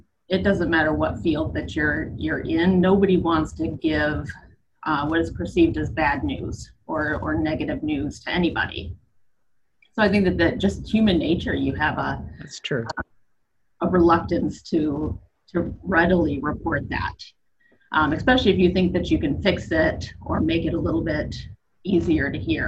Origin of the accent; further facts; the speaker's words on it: Michigan, United States; also born or lived in Middle East; now in Atlanta, United States; I'm originally from Michigan, moved down here many years ago